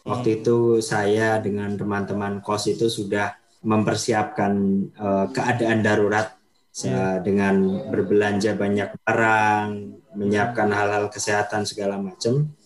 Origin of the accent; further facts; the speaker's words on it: Pekalongan, Central Java, Indonesia; saya aslinya dari kota Pekalongan, ya kota di pesisir utara Pulau Jawa atau yeah. masuk ke wilayah administrasi Provinsi Jawa Tengah.